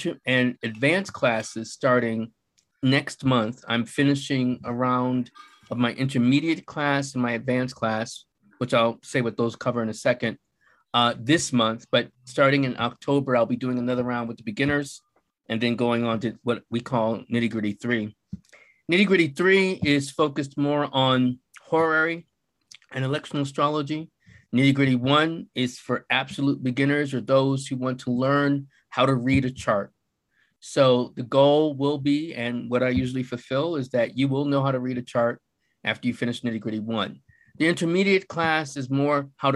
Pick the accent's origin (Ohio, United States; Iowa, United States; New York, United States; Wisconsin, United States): New York, United States; Buffalo; also born or lived in Philadelphia; now in Santa Fe, United States; I am originally from Buffalo, New York. That's where I was born, but I lived in Philadelphia. I lived for 2 decades in the New York City area